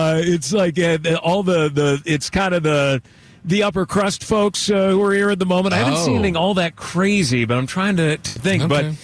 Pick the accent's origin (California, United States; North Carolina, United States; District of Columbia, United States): California, United States; Bay Area; I'm a Bay Area family. We grew up, born and raised in the Bay Area.